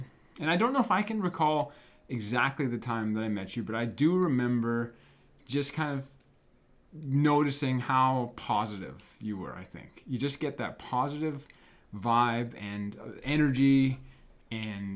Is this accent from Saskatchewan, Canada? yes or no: yes; Moose Jaw, Saskatchewan, Canada; I grew up in Moose Jaw